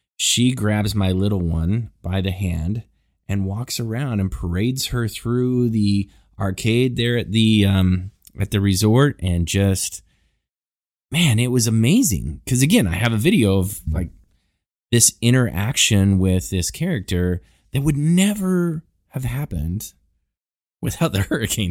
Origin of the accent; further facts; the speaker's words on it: Houston, Texas, United States; We're from Houston